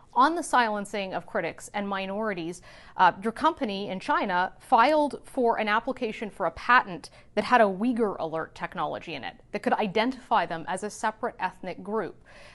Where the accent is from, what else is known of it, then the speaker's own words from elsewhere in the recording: Canada; As a Canadian, though, you know, are you comfortable with calling the detention of Michael Kovrig and Michael Spavor political?